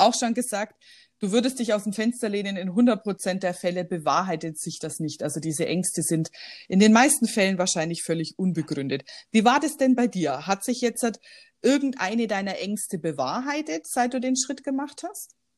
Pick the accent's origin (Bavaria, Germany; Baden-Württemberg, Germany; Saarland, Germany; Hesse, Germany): Bavaria, Germany; Weilheim-Schongau district; moved away as an adult; also born or lived in Shanghai; ich komme ja ursprünglich aus dem Landkreis Weilheim-Schongau